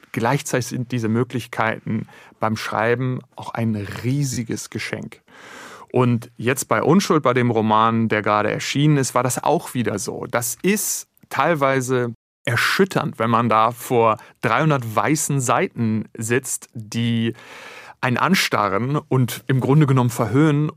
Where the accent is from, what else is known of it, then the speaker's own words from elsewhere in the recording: Germany; unsere Vergangenheit als Deutsche